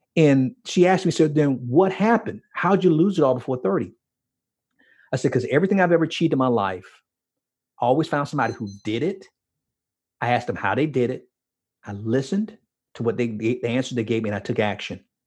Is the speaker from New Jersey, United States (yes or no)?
no; Miami, Florida, United States; growing up in Miami